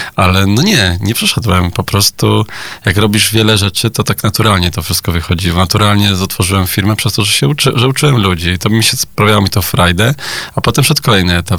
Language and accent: Polish; Poland; My, Polacy